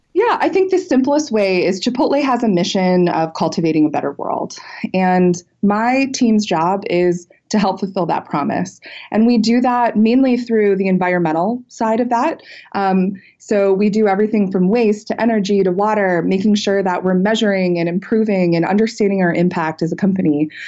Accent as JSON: {"language": "English", "town": "Cleveland", "region": "Ohio", "country": "United States", "tie": "born or raised there", "said": "born and raised in Cleveland, Ohio, real Midwestern girl"}